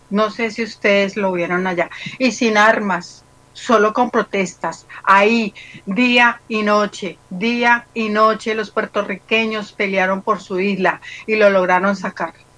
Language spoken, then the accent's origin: Spanish; Colombia; mi país